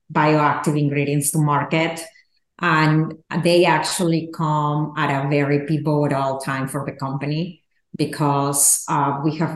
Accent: Peru; moved away; I grew up in Peru

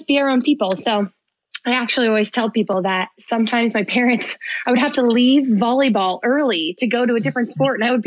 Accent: Philadelphia, Pennsylvania, United States; moved away; also born or lived in Southern California; I'm from Philly because I was only five when we moved

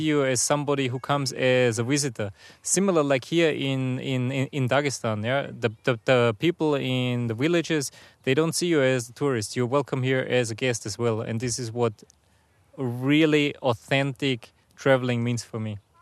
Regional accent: near Salzburg, Austria; moved away as an adult; now in Russia; I'm originally from Austria. So I, I grew up, uh, close to Salzburg, a very nice place where the Alps start

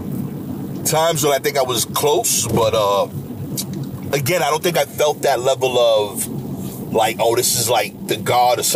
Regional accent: New York, United States; I grew up being a New Yorker

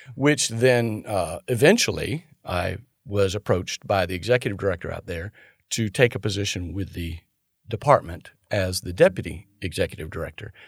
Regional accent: St. Augustine, Florida, United States; moved away as an adult; also born or lived in Nashville, Georgia; now in Tallahassee, United States; everybody that I grew up with in my hometown of Saint Augustine

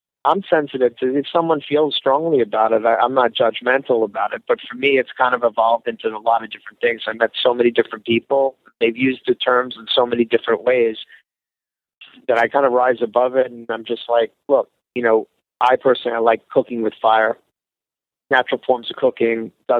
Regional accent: Northeast, United States; I grew up in the Northeast

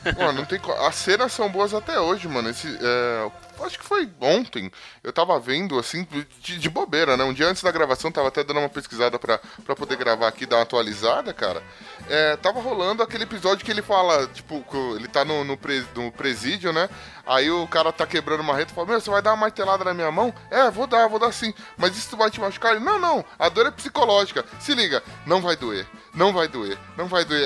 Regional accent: São Paulo, Brazil; eu sou da Z L

